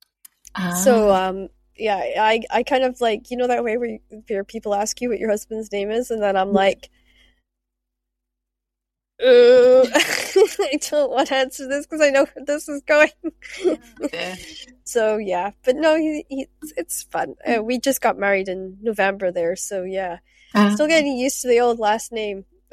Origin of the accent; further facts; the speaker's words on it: Shetland, Scotland, United Kingdom; I grew up in Shetland where we had selkies and mermaids